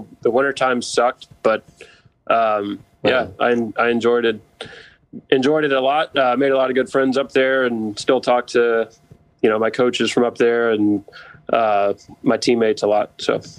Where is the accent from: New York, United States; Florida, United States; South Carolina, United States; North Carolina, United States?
South Carolina, United States; Charleston; also born or lived in Chattanooga, Tennessee / Pittsburgh, Pennsylvania; I'm from Charleston. I was born in Chattanooga, Tennessee. We lived there for 4 or 5 years. We moved to Charleston when I was 5 years old.